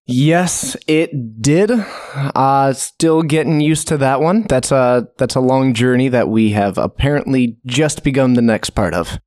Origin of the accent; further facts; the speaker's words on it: Snohomish, Washington, United States; I grew up in Snohomish. So Geek Fortress is actually in my hometown